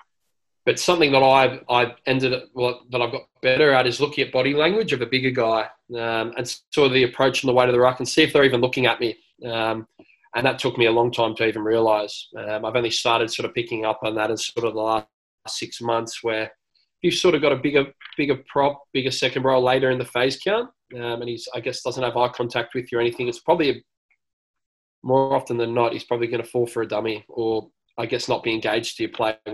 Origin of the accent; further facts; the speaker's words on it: Sydney, New South Wales, Australia; I grew up in Newtown